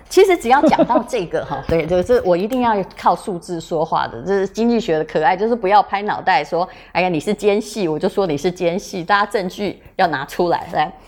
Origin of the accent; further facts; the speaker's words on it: Yilan County, Taiwan; 我现在讲的是我的故乡